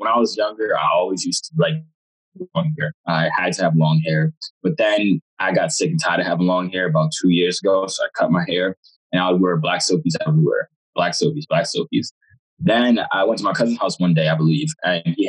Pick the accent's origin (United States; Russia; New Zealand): United States; also born or lived in Jamaica (parents); Both my parents are from Jamaica, but I was born here. So technically, I'm Jamaican.